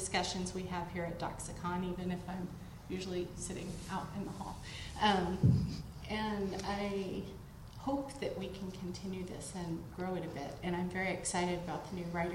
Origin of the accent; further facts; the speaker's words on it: the South, United States; moved away; Converted from being a Baptist from the South. My accent does turn up occasionally